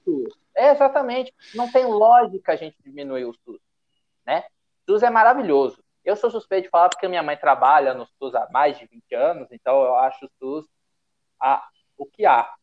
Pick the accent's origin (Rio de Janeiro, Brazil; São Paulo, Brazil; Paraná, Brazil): São Paulo, Brazil; Paulista; como paulista